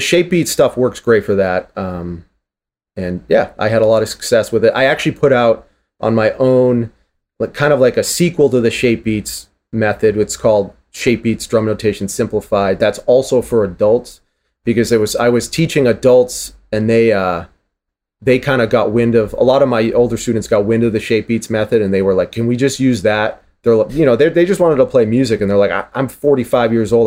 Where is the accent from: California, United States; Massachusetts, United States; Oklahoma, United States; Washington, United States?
Massachusetts, United States; Boston; I'm from Boston